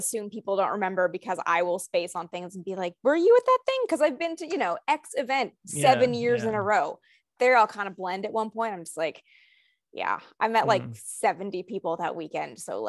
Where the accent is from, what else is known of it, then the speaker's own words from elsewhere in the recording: Canada; Like I'm from Canada, so it's not everywhere.